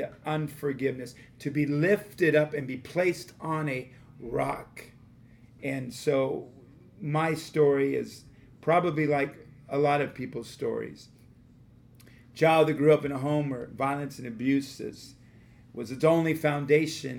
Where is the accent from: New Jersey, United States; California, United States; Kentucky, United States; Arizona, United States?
California, United States; Los Angeles; I was brought up in Los Angeles